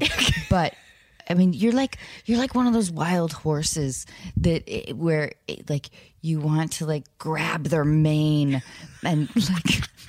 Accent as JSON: {"language": "English", "town": "Edmonds", "region": "Washington", "country": "United States", "tie": "born or raised there", "said": "I say Seattle, but yeah. I grew up in Edmonds."}